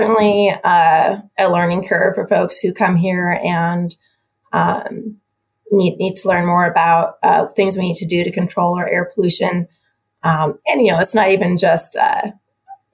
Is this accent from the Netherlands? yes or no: no; Helena, Montana, United States; also born or lived in Washington / Michigan; now in Missoula, United States; I'm from Montana, so I'm from Helena, grew up in Helena